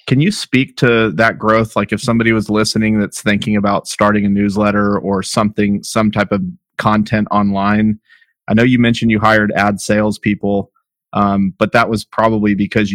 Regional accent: El Paso, Texas, United States; now in Fort Worth, United States; I'm from El Paso, Texas, but I live in Fort Worth, Texas

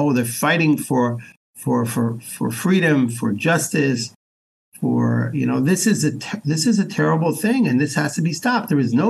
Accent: Israel; also born or lived in United States; I'm an American. Besides for being a Jew and Israeli, I'm also an American.

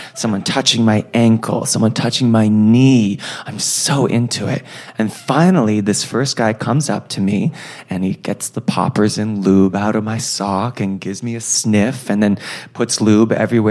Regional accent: New York City, New York, United States; New York City

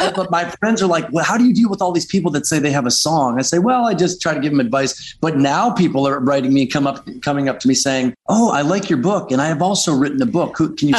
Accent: Detroit, Michigan, United States; moved away; also born or lived in Grosse Pointe, Michigan / Los Angeles / Nashville; I grew up in Detroit.

